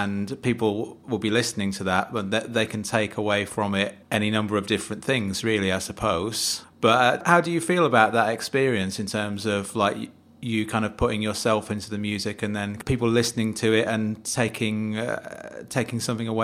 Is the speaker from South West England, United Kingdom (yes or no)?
no; Manchester, North West England, United Kingdom; I live for half of my life in the south of England, but I was brought up in Manchester and I'm back in Manchester again, so I've come full circle, and slowly getting the accent back.